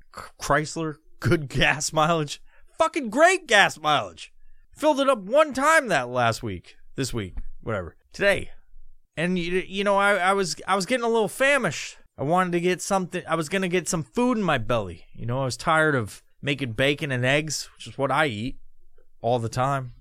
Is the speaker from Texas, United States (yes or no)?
no; New York, United States; now in Washington, United States; I'm originally from New York, but I've been living in Washington forever